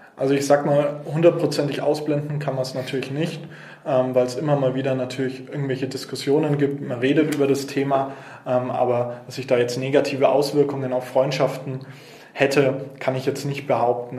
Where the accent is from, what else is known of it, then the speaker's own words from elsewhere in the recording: Nuremberg, Bavaria, Germany; hier in Nürnberg geboren. Ähm, bin in Zabo-Gleisheimer Mögeldorf, also da, wo ich jetzt auch aktiv bin, ähm, bin ich aufgewachsen